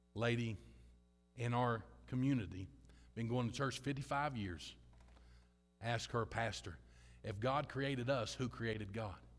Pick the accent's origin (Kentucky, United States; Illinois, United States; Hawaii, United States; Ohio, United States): Kentucky, United States; I'm from Kentucky.